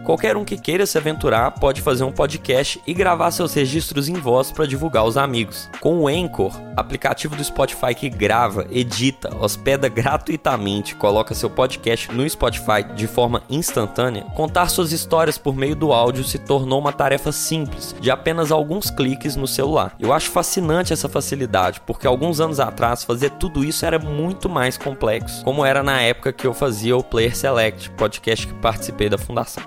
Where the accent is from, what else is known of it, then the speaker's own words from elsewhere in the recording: Brazil; nós brasileiros